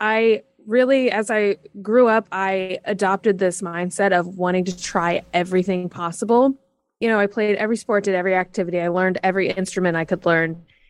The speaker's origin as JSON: {"language": "English", "town": "Fort Worth", "region": "Texas", "country": "United States", "tie": "born or raised there", "also_born_or_lived": "Kansas City, Missouri", "said": "Yes, I grew up in both Fort Worth, Texas, and a suburb of Kansas City, Missouri."}